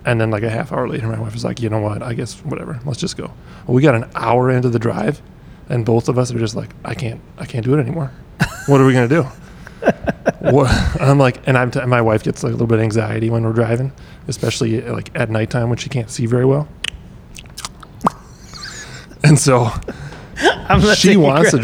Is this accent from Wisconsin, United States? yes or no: yes; Wisconsin, United States; moved away; I hail from 12 hours north